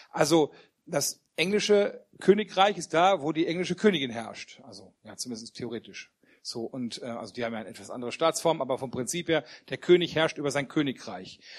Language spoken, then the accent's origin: German; Wermelskirchen, North Rhine-Westphalia, Germany; für die, die mich noch nicht kennen. Ich komme aus Wermelskirchen bei Remscheid und ich freue mich, heute hier sein zu dürfen.